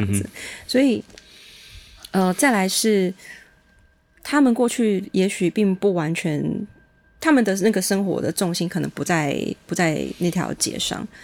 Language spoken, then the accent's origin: Chinese; Changhua County, Taiwan; 我们彰化女子就是强悍泼辣